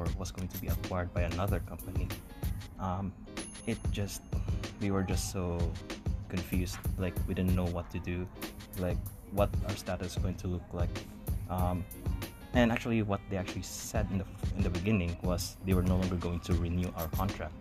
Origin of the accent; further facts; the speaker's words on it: Philippines; moved away as an adult; now in Canada; fellow Filipinos